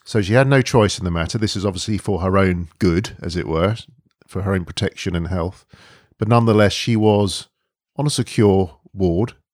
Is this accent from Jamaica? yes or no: no; London, United Kingdom; We've been born and brought up in London